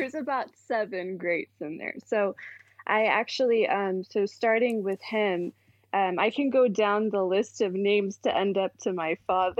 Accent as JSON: {"language": "English", "town": "San Diego", "region": "California", "country": "United States", "tie": "born or raised there", "said": "I was born and raised here in San Diego, California."}